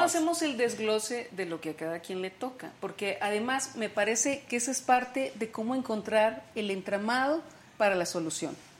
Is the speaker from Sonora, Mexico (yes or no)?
yes; Sonora, Mexico; yo soy de Sonora, y marchábamos en Hermosillo